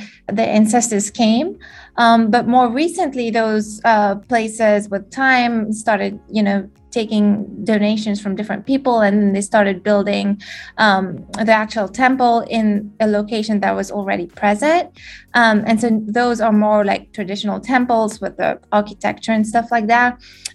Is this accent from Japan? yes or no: no; Mauritius; first language French; English is a second language; moved away as an adult; now in Durham, United States; I was born and raised in Mauritius, which is a small island in the Indian Ocean